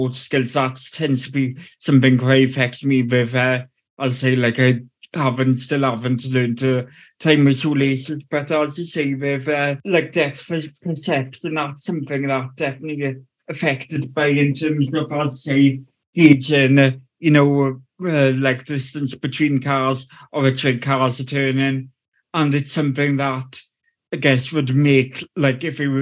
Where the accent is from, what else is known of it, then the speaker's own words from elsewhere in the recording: South Wales, United Kingdom; I'm from South Wales